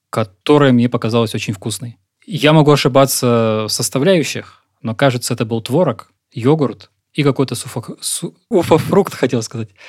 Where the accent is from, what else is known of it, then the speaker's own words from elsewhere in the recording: Moscow Oblast, Russia; born there; also born or lived in Siberia / southern Russia; Родился я в Подмосковье. Прожил большую часть жизни в Сибири. А успел пожить на юге России.